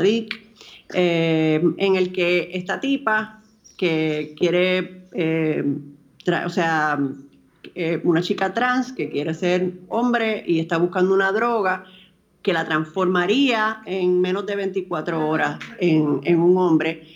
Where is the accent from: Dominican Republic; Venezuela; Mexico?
Dominican Republic; born or raised there